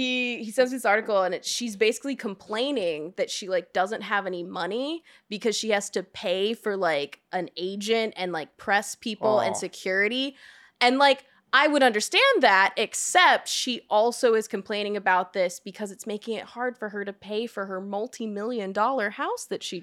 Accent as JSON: {"language": "English", "town": "Atlanta", "region": "Georgia", "country": "United States", "tie": "born or raised there", "said": "I was raised in Atlanta, Georgia."}